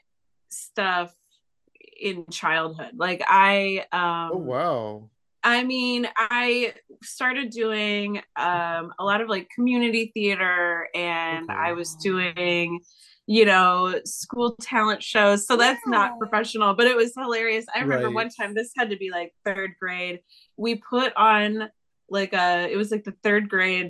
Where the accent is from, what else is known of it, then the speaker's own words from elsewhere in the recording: Springfield, Illinois, United States; moved away as an adult; also born or lived in Chicago, Illinois; now in Los Angeles, United States; I grew up in Springfield, Illinois, but I lived in Chicago for a long time.